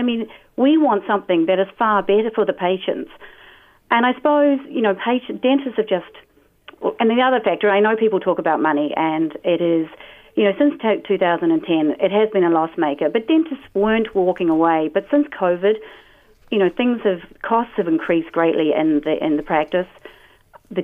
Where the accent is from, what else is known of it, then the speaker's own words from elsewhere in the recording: New Zealand; I am the Kiwi.